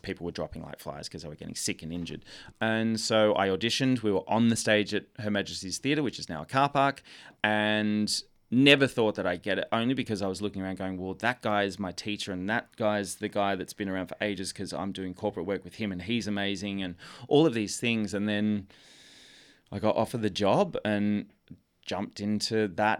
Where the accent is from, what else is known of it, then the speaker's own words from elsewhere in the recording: Melbourne, Victoria, Australia; I'm from Melbourne, this tiny seaside town called Seaford, just near Frankston in the south